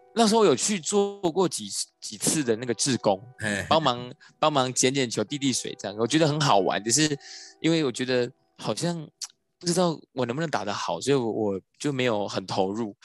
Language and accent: Chinese; Yunlin County, Taiwan; moved away; 我是云林人，那时候就跟外公外婆在云林